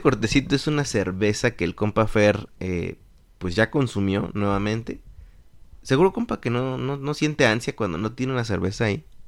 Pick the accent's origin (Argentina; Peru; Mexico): Mexico; moved away; como mexicanos